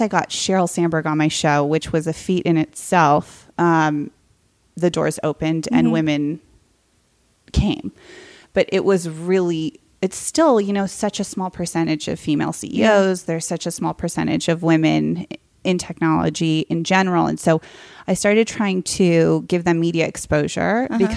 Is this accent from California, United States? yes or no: yes; Silicon Valley, California, United States; So I grew up in Silicon Valley, like before it was Hollywoodized